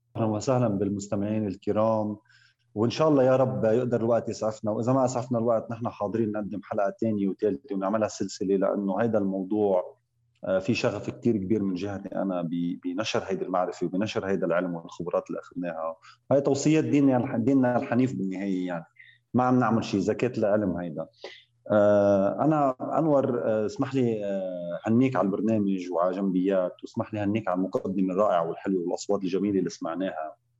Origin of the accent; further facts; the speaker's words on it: Lebanon; moved away as an adult; also born or lived in Riyadh, Saudi Arabia / Eastern Province, Saudi Arabia; now in Saudi Arabia; انا من لبنان آه، وعايش صار لي 13 سنه من المملكه العربيه السعوديه